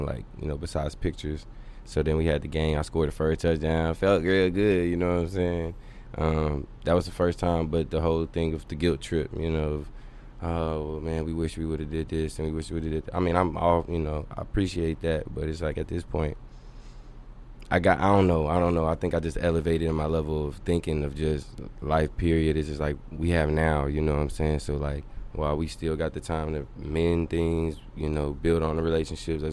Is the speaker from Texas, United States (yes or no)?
yes; Dallas, Texas, United States; also born or lived in Tucson, Arizona; From here, from Dallas